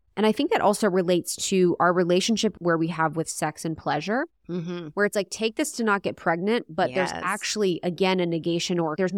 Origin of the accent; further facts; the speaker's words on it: Ohio, United States; I'm from Ohio.